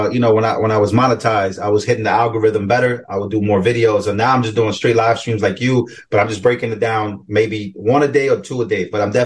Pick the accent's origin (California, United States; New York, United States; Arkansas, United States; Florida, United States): New York, United States; New York City; Growing up in New York, growing up in the Bronx, New York, at least